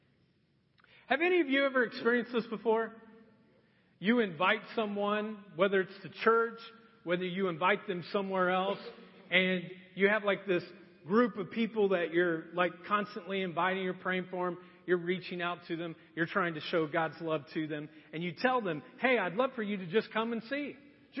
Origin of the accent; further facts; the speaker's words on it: Marion, Indiana, United States; also born or lived in Anderson, Indiana; I grew up in Marion, Indiana my entire life. And at ninth grade, my dad decided we would move to Anderson.